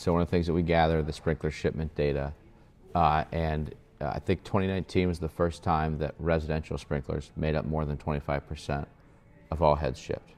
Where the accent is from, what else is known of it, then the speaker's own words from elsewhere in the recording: Columbus, Ohio, United States; now in Kentucky, United States; I was born and raised in Columbus, Ohio